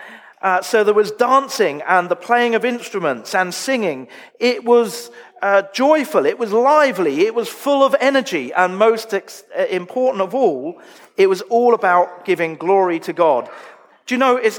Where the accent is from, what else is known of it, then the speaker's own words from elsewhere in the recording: United Kingdom; moved away as an adult; now in Australia; I'm quite British.